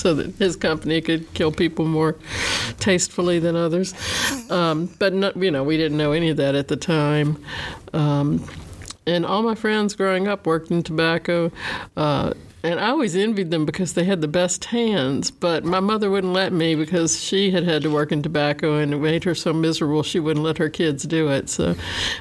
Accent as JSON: {"language": "English", "region": "South Central Virginia", "country": "United States", "said": "I'm from South Central Virginia, in what used to be tobacco country"}